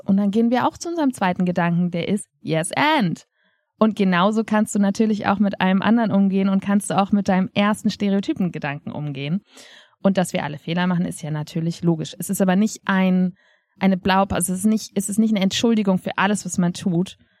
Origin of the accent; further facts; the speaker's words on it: Germany; wir als Deutsche